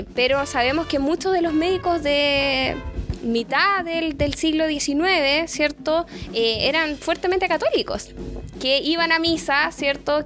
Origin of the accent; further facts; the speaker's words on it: Chile; seguimos siendo un país tremendamente conservador